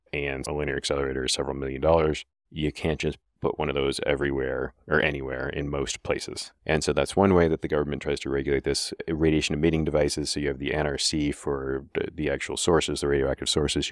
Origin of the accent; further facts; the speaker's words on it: Keene, New Hampshire, United States; downtown Keene, New Hampshire, my hometown